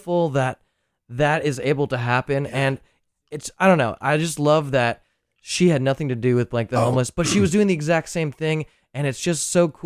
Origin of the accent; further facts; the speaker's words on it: Arizona, United States; now in San Francisco, United States; I'm originally from Arizona, where all the political activation is all in the wrong way for me as who I was growing up in that area